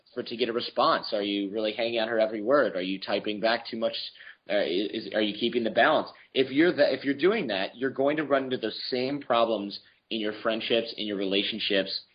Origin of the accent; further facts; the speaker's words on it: Michigan, United States; also born or lived in New York; now in California, United States; I was born in Michigan, which is cold and snowy, and then I lived in New York